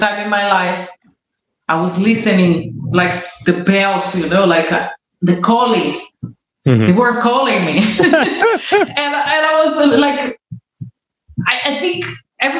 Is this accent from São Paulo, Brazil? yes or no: yes; a small city near São Paulo, Brazil; English is a second language; moved away as an adult; now in Greece; I'm from a small city closer to São Paulo.